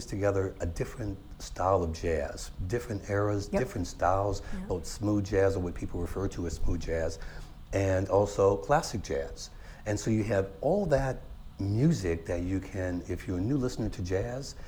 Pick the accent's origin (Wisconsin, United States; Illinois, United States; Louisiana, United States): Louisiana, United States; New Orleans; moved away as an adult; I'm originally from New Orleans. And we moved up here, my wife and I and kids, in 1996.